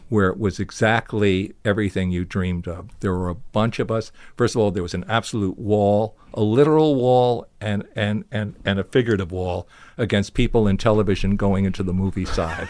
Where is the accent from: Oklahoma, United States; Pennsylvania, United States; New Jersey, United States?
New Jersey, United States; I was from New Jersey